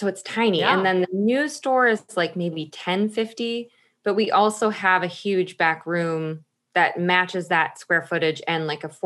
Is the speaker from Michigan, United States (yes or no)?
yes; Michigan, United States; moved away as an adult; also born or lived in Chicago, Illinois; now in Washington, United States; I lived in Chicago for 20 years. I'm originally from Michigan.